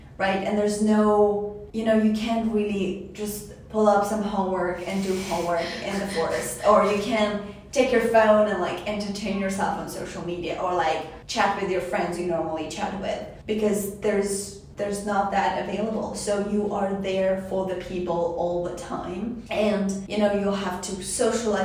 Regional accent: Tajikistan; now in Walla Walla, United States; I come from Tajikistan. I'm an international student

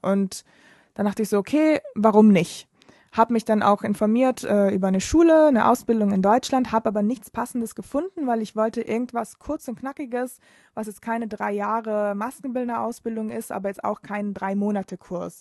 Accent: Bolzano, Trentino-Alto Adige, Italy; first language German and Italian; moved away as an adult; now in Berlin, Germany; ich komme aus Bozen, das ist eine ziemlich kleine Stadt im Norden von Italien, in Südtirol. Und äh, deshalb kann ich auch Deutsch, weil das ist sehr nah an der österreichischen Grenze. Deshalb bin ich da mit Deutsch und Italienisch aufgewachsen.

